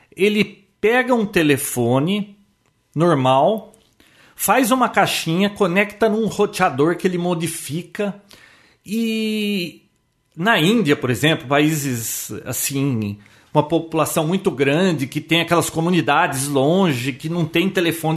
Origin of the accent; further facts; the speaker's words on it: Americana, São Paulo, Brazil; Nasci em Americana